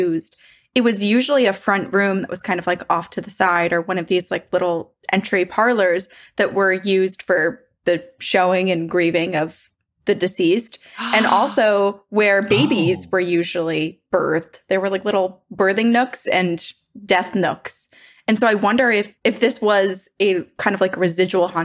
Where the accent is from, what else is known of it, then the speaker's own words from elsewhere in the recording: Northeast, United States; I'm from the Northeast too.